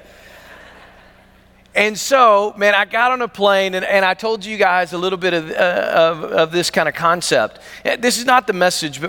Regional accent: Pickles Gap, Arkansas, United States; I'm from Pickles Gap, Arkansas

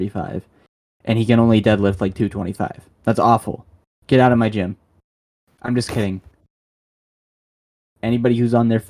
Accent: Michigan, United States; I'm from Michigan. I live in Michigan

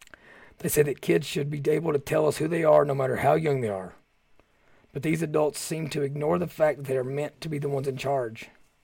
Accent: Kentucky, United States; I can talk about this issue because I'm from Southeast Kentucky.

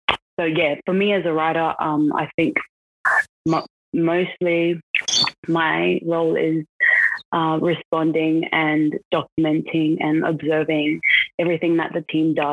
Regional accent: Brisbane, Queensland, Australia; also born or lived in South Auckland, New Zealand; now in Canberra, Australia; so I was born in South Auckland, New Zealand, and I moved over to Brisbane when I was about 3 years old, so basically grown up in Australia. And currently today I'm based in Canberra

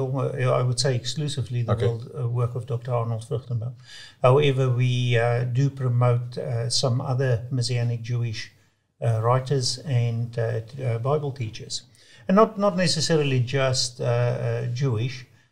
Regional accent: South Africa; I was brought up in the Dutch Reformed Church. And in South Africa, it's very much part of the Afrikaans culture.

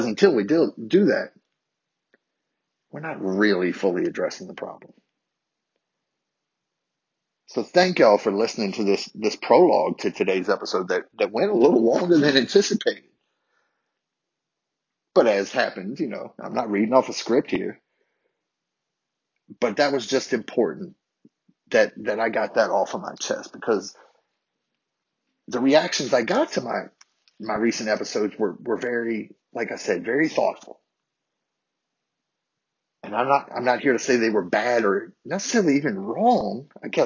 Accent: United States; accent: country

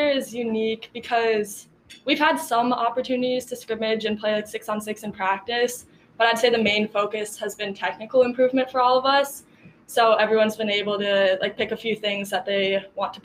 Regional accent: Minnesota, United States; I'm from Minnesota

